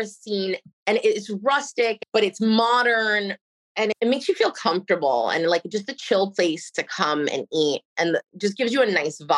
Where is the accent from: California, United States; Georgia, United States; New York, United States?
New York, United States; Nassau County, Long Island; moved away as an adult; now in Port St. Lucie, United States; I grew up in Nassau County in Long Island